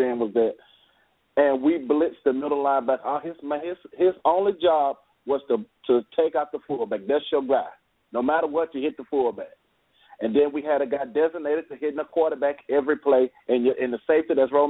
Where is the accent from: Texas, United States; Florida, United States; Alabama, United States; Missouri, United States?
Alabama, United States; Birmingham; I'm actually from Birmingham